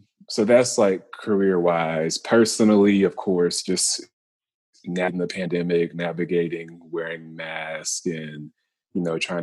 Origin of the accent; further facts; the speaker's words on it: Lewisville, Texas, United States; also born or lived in Baton Rouge / Memphis; Yeah, so I'm originally from Lewisville, Texas. I moved a couple times. So I went from Lewisville, Texas to Baton Rouge, Louisiana, to Memphis, Tennessee